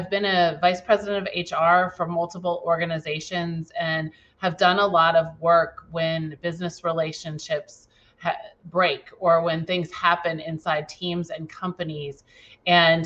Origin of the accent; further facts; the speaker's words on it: Virginia, United States; I was born in Virginia